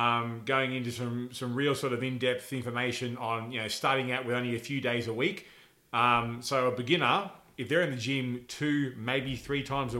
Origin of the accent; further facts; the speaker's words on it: Texas, United States; Oh, yes. I'm from Texas.